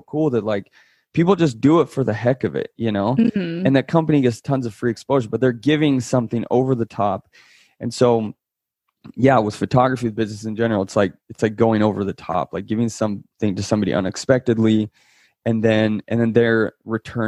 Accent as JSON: {"language": "English", "country": "Italy", "tie": "born or raised there", "moved": "yes", "said": "I was born in Italy."}